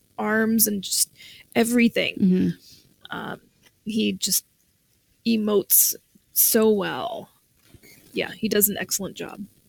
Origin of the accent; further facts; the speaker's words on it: Canada; how much of a failure as a Canadian I am.